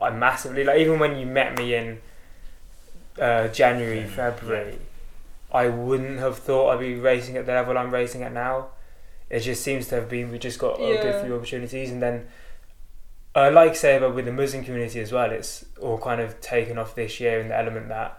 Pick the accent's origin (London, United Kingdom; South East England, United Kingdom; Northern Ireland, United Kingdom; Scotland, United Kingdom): South East England, United Kingdom; Kent; we're from Kent